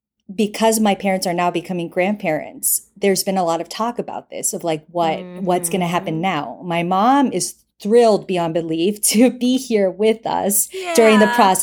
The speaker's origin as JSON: {"language": "English", "region": "Bogotá", "country": "Colombia", "tie": "born or raised there", "moved": "yes", "lives_now": "New York, United States", "said": "I'm from Bogota."}